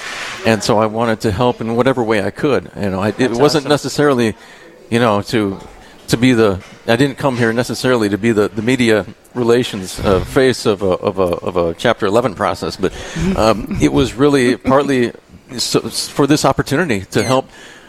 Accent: Western Wisconsin, United States; moved away as an adult; also born or lived in Nebraska / Omaha; moved my family up here from Nebraska, actually kind of moved back home in a sense. I'm from Western Wisconsin originally. I felt called to come back to kind of my home area

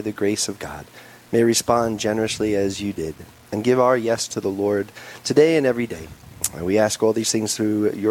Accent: New York, United States; moved away as an adult; now in Rapid City, United States; I'm originally a New Yorker, oldest of four kids. Mom and dad and my siblings and their spouses and kids are all back on Long Island.

